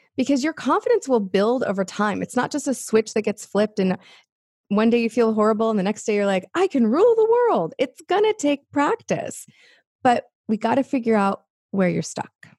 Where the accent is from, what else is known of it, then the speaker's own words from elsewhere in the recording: Los Angeles, California, United States; I grew up in Los Angeles